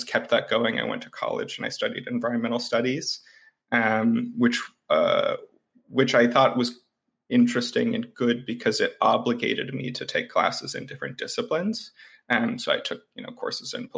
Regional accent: Bloomington, Indiana, United States; where I grew up outside of Bloomington, Indiana

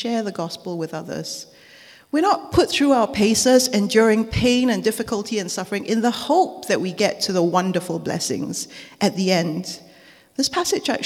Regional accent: Singapore; now in United Kingdom; as a child growing up in Singapore.

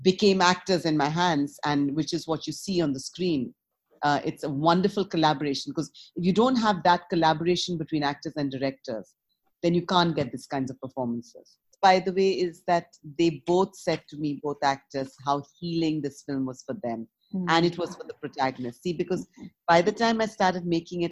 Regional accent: India; moved away as an adult; also born or lived in United States; I grew up in India and then I came and lived in America 30 years and then I came back to India.

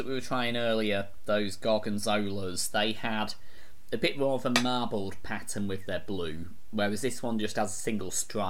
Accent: Sussex, South East England, United Kingdom; So, we're from Sussex, and there is a cheese here called Stinking Bishop.

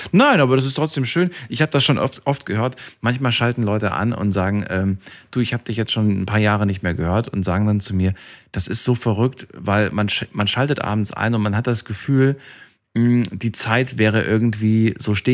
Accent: East Germany, Germany; born there; weil ich bin ja im Osten geboren.

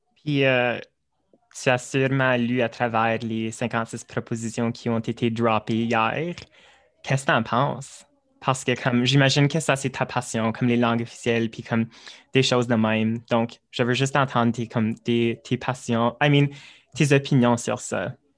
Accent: Manitoba, Canada; accent: Franco-Manitoban; mon, accent comme dimension euh, franco-manitobain

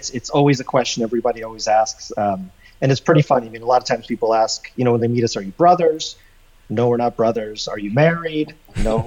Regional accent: Russia; moved away; I'm from Russia

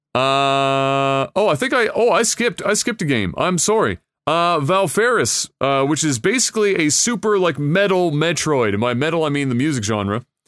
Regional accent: Canada; as a Canadian

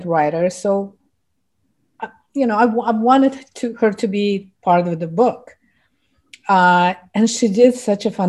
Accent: Ufa, Bashkortostan, Russia; English is a second language; moved away as an adult; now in New York City, United States; I came from Russia, where I lived half of my life, and when I started photography back in the 80s, in my Republic of Bashkortostan, I was the only female fine art photographer.

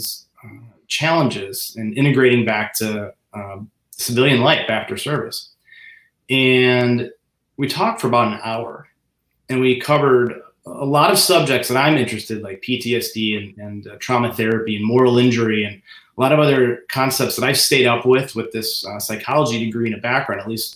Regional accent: Cleveland, Ohio, United States; moved away as an adult; I grew up in Cleveland, Ohio

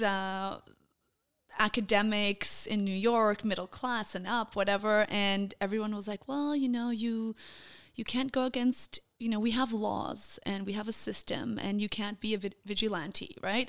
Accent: Copenhagen, Capital Region of Denmark, Denmark; first language Portuguese; English is a second language; moved away as an adult; now in Israel; I was born in Denmark, in Copenhagen.

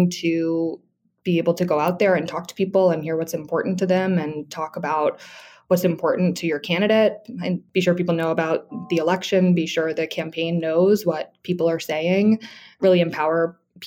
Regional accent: Roanoke, Virginia, United States; I'm a born and raised Virginian. I'm from Roanoke, Virginia

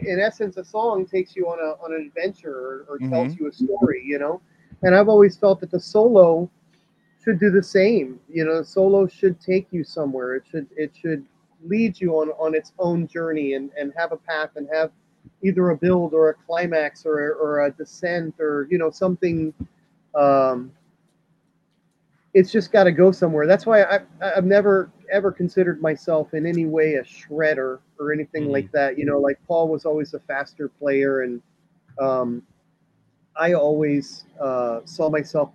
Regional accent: Miami, Florida, United States; growing up in Miami

